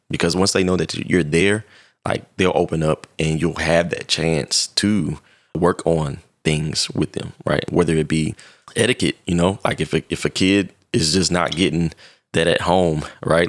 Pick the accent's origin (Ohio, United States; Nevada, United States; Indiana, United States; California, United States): Indiana, United States; Indianapolis; I'm originally from Indianapolis, Indiana, and I lived in a pretty rough neighborhood starting out